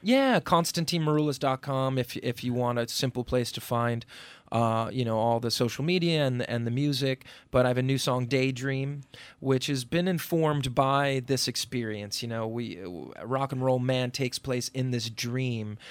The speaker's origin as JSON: {"language": "English", "area": "Upper Bergen County", "region": "New Jersey", "country": "United States", "tie": "born or raised there", "also_born_or_lived": "Brooklyn, New York", "said": "I grew up in New Jersey in, uh, um, sort of affluent, uh, Upper Bergen County suburb"}